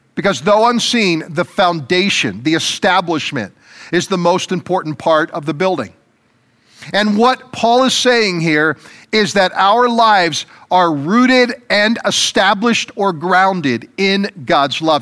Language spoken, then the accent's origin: English; United States; as American citizens